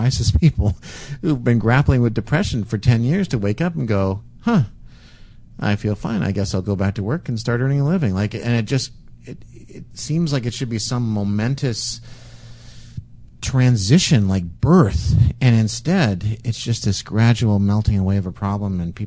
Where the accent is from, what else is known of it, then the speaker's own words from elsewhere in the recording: Canada; we're Canadian